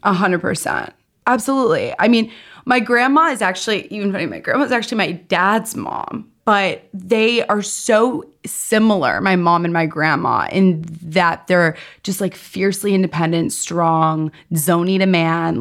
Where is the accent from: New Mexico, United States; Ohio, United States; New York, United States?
New York, United States; New York City; I grew up in New York City.